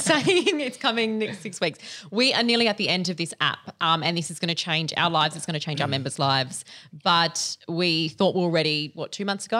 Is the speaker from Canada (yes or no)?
no; Adelaide, South Australia, Australia; moved away as an adult; now in Sydney, Australia; I am from Little Old Adelaide. I moved to Sydney about two years ago.